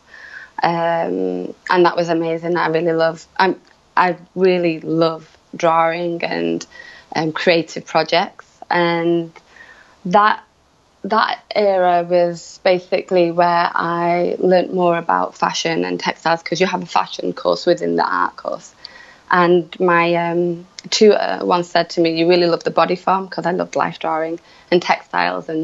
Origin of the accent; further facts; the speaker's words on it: Manchester, North West England, United Kingdom; moved away; also born or lived in London / Shanghai / Hong Kong / Istanbul; I'm originally from Manchester, which is in the north of England